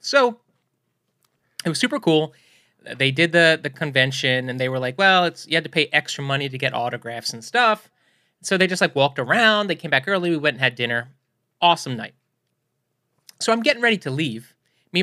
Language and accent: English; New York, United States; coming from New York